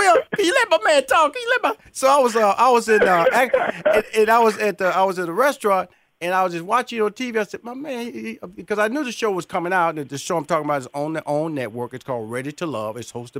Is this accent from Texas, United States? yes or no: yes; Houston, Texas, United States; My next guest is from my hometown, Houston, Texas